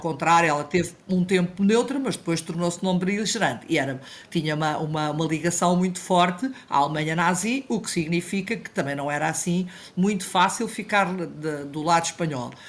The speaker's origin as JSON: {"language": "Portuguese", "country": "Portugal"}